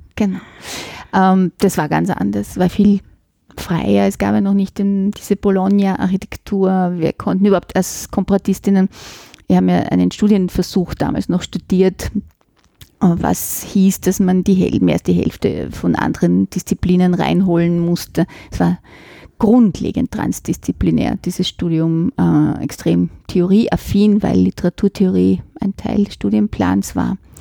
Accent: Vienna, Austria; accent: Viennese dialect; also born or lived in Florence, Italy / Switzerland; ich bin in einer Gärtnerei in Simmering aufgewachsen

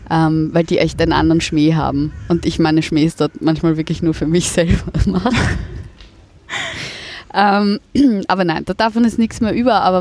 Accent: Germany; accent: German; von den Kollegen in der Schule als, als Deutsche beschimpft wurde und das Piefke-Wort ist oft gefallen und lustigerweise Cordoba und all das. Also da wurde ich fast gemobbt für meinen deutschen Akzent.

